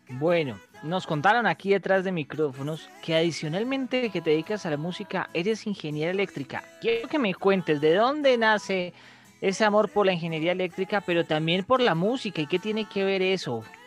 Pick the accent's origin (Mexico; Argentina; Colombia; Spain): Colombia; como la sabemos dar los colombianos